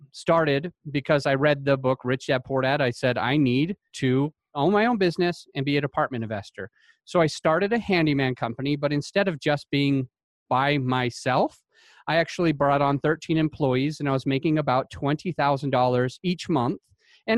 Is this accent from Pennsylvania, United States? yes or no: no; Utah, United States; I grew up in Utah.